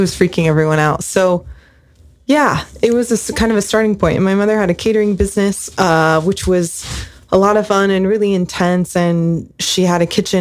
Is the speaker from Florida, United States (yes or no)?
no; Spring Lake, New Jersey, United States; now in Ojai, United States; my early years, which were in the Jersey Shore